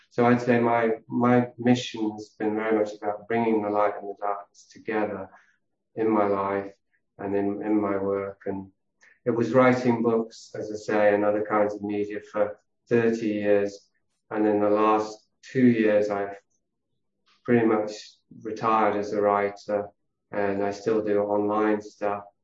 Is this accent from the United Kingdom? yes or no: yes; Yorkshire and the Humber, United Kingdom; born there; So I was born in Yorkshire, uh, in the north of England, into a wealthy family who were entrepreneurs, pioneers